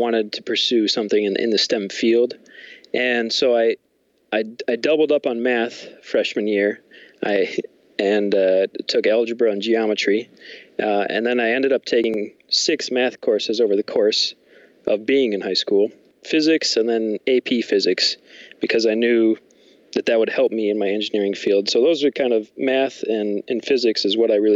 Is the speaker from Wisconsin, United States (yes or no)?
yes; Milwaukee, Wisconsin, United States; I'm originally from Milwaukee area